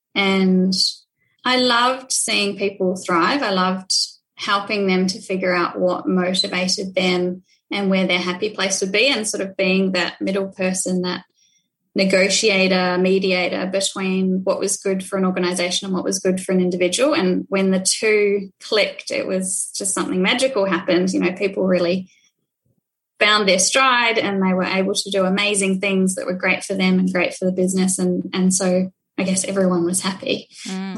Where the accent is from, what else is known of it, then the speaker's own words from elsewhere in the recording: New Zealand; also born or lived in Dunedin, New Zealand; I grew up in New Zealand, born and bred